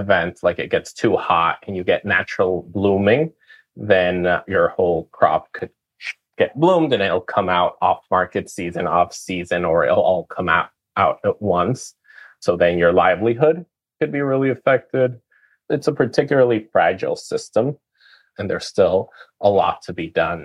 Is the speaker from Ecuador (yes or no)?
yes; Ecuador; moved away as an adult; now in United States; I'm originally from Ecuador, grew up in a pineapple farm